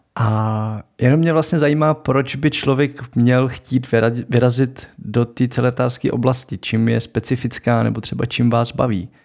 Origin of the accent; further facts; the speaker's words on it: Moravia, Czechia; tady na Moravě máme hody